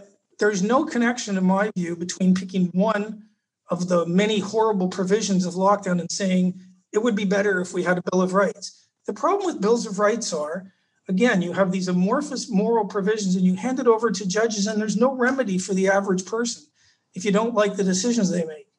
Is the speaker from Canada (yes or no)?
yes; Canada; now in Australia; I'm Canadian